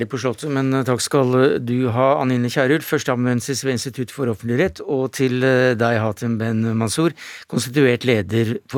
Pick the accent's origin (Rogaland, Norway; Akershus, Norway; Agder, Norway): Akershus, Norway; Nesodden; Jo, for det første så kom jeg fra Nesodden